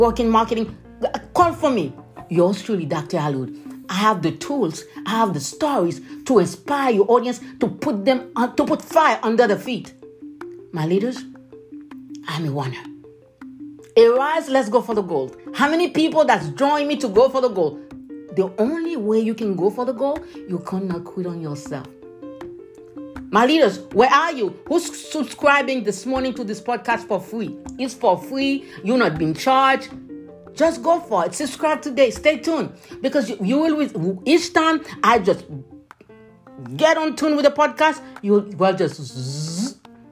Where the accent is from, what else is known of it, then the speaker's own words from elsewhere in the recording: Haiti; moved away; when I was a kid, I grew up in Haiti. I was born in the countryside.